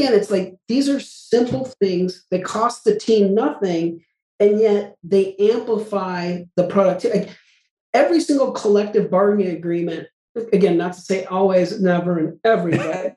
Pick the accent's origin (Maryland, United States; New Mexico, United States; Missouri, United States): New Mexico, United States; Albuquerque; I grew up in Albuquerque, New Mexico